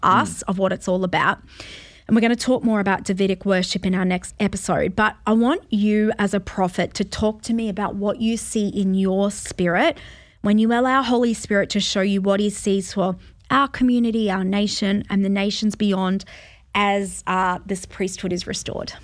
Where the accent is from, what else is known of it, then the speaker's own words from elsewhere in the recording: Australia; as an Australian